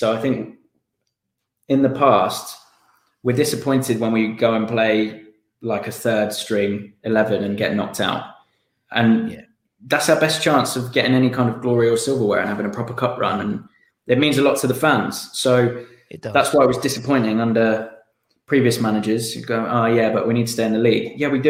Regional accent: South West England, United Kingdom; I've said Plymouth and Exeter because I grew up in Devon

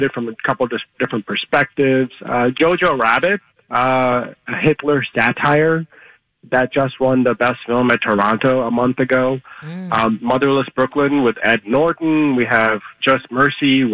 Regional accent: India; now in United States; I was born in India

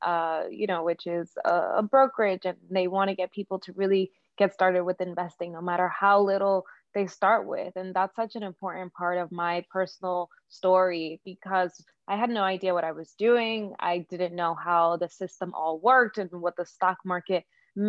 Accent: Dominican Republic; now in New York, United States; I'm from the Dominican Republic.

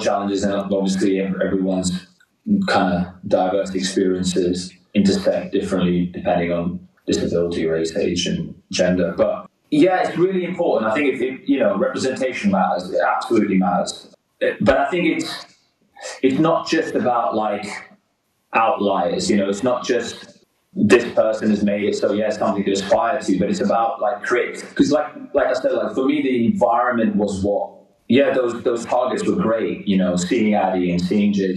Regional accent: London, United Kingdom; I grew up in West London

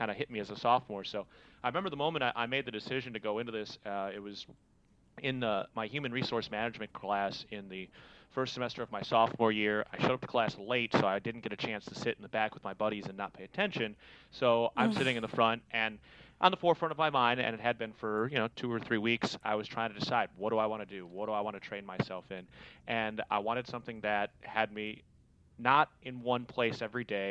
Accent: Chicago, Illinois, United States; now in California, United States; growing up in Chicago, games start at 1:20 pretty much every day

